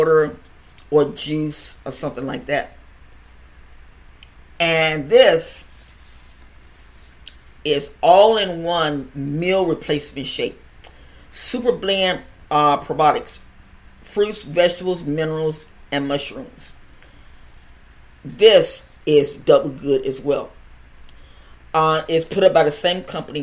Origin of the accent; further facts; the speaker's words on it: United States; me being an American